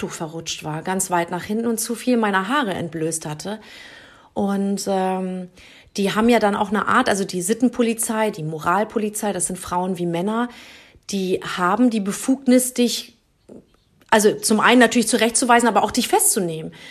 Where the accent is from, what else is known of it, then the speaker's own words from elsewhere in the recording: Germany; also born or lived in Spain; so bin ich in Spanien geboren, aber in Deutschland aufgewachsen und kenne den Iran aus diversen Familienurlauben und ähm, ja, Familienbesuchen.